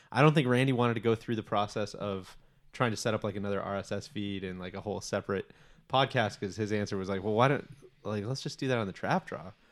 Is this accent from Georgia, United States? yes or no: no; Chicago, Illinois, United States; I grew up in Chicago